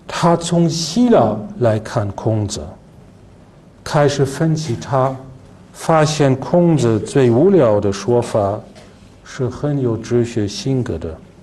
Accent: Germany; Chinese is a second language; 他的思想保守，但是呢，他会给我们德国人带来一些完全新的东西。

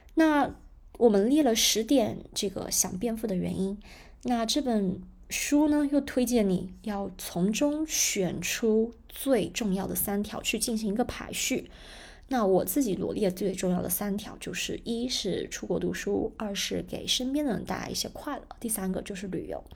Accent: China; 那我觉得这一点我们中国人的习惯，理财习惯还是比较好的

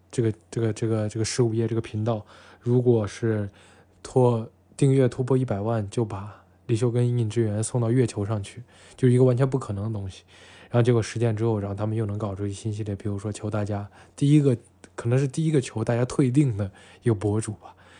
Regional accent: Xi'an, Shaanxi, China; 西安啊，我的故乡，就我现在生活这个城市，西安

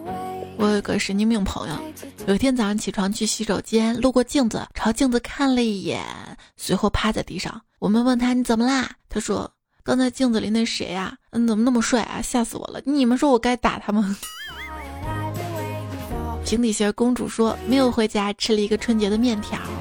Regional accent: Xi'an, Shaanxi, China; 而我们西安人啊，通常爱吃的凉皮儿都在小吃店买

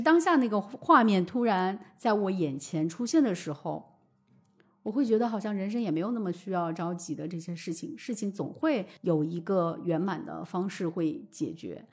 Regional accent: Jiangxi, China; 我本身不是四川人，我嗯是江西人

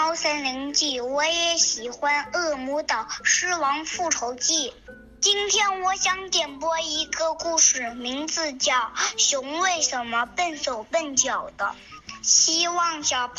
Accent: Ganzhou, Jiangxi, China; 今年我六岁了，我来自江西赣州。

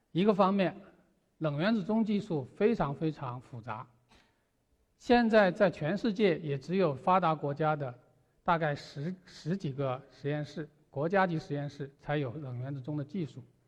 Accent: China; 当时因为我们中国人走在了前面

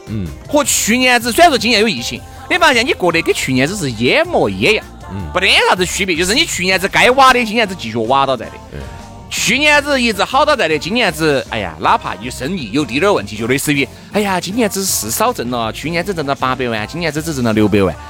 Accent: China; 既然是个中国人

